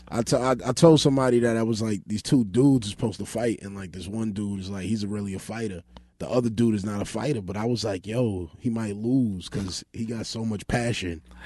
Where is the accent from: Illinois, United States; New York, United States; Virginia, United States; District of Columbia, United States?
New York, United States; New York City; I grew up, um, on Georgia